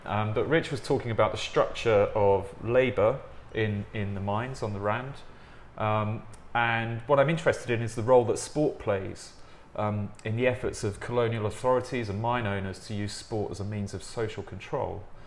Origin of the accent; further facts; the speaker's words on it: England, United Kingdom; accent: English; my English accent